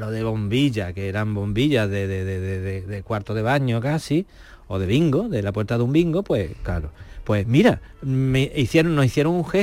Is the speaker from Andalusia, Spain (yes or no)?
yes; Cortes de la Frontera, Andalusia, Spain; moved away as an adult; also born or lived in Murcia / Valencia; now in Málaga, Spain; Mira, yo salí de, de Cortes, de la frontera, eh, llegué a Málaga, de Málaga me fui a Murcia, de Murcia a Valencia y vuelta a Málaga.